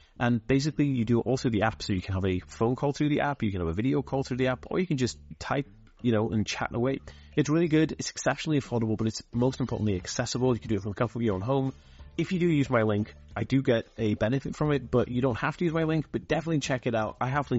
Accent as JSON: {"language": "English", "country": "United Kingdom", "tie": "born or raised there", "accent": "slight American", "said": "A lot of people think I'm American, and I'm actually not American. I'm actually born in Britain, and I was raised here in Britain, but I actually have a slight American accent"}